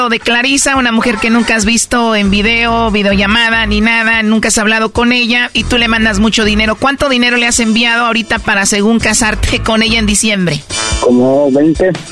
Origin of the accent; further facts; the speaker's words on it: Michoacán, Mexico; No, yo soy de Michoacán.